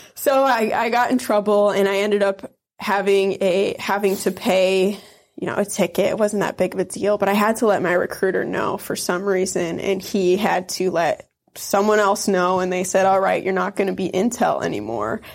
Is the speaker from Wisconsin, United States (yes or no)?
yes; Wisconsin, United States; also born or lived in Iron Mountain, Michigan; Wisconsin is right on the border of the U P, the Upper Peninsula of Michigan, and The town I grew up in was really small